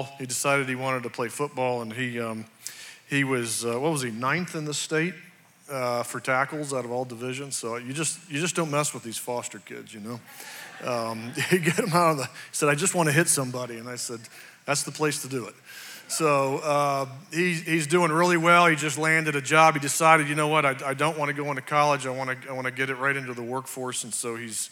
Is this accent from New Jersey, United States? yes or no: no; West Virginia, United States; I was born here in West Virginia. I had a great childhood